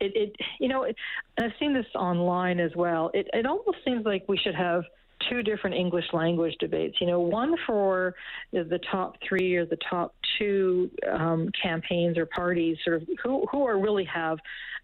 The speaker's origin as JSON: {"language": "English", "region": "Alberta", "country": "Canada", "moved": "yes", "said": "I'm from originally from Alberta"}